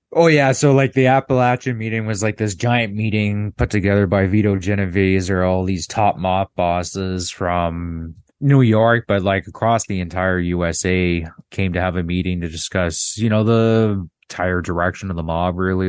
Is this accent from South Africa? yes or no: no; Canada; I'm from Canada